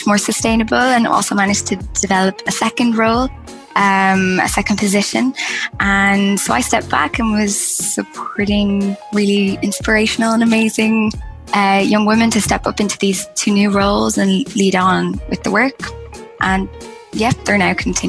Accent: Ireland; I'm originally from Ireland

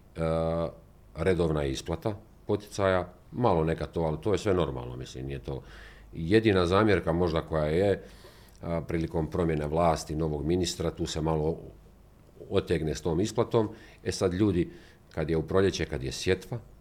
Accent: Rakitno, Federation of Bosnia and Herzegovina, Bosnia & Herzegovina; ja odakle dolazim iz Rakitnu

